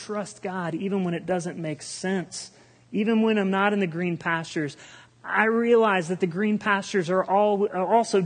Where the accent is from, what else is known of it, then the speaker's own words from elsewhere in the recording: Republic, United States; I grew up here in Republic